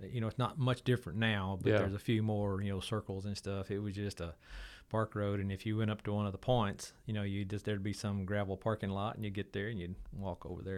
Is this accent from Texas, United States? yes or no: yes; Waco, Texas, United States; So my growing up in Waco is just – really fond memories.